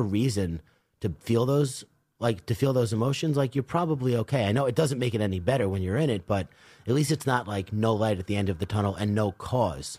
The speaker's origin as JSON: {"language": "English", "town": "Commack", "region": "New York", "country": "United States", "tie": "born or raised there", "also_born_or_lived": "California", "said": "I grew up in Comac in Northport"}